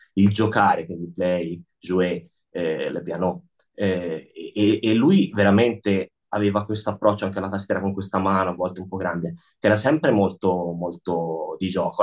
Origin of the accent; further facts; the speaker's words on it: Tuscany, Italy; now in Lugano, Switzerland; io e lui siamo toscani, abbiamo in comune anche modi di dire